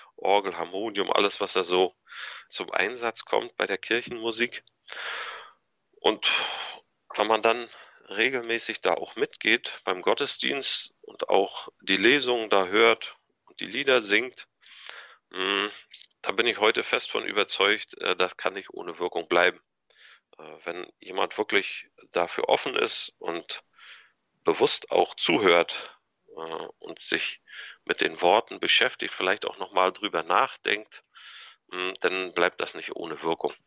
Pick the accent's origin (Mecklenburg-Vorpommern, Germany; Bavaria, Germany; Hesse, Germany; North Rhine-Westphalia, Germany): Mecklenburg-Vorpommern, Germany; Anklam; born or raised there; moved away as an adult; also born or lived in Kiel